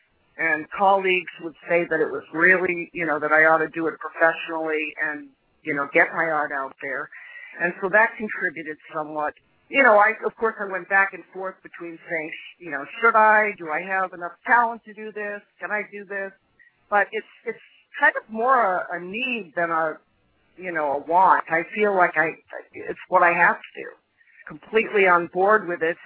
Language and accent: English; Belmont, Massachusetts, United States; moved away as an adult; now in Cape Cod, United States; I grew up in Belmont, but I moved to the Cape, about 10 years ago, Cape Cod